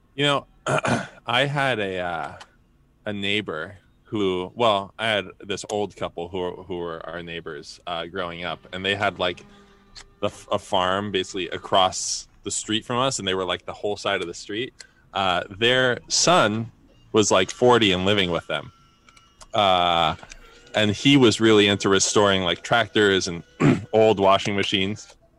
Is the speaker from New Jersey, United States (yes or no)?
yes; New Jersey, United States; I grew up in Jersey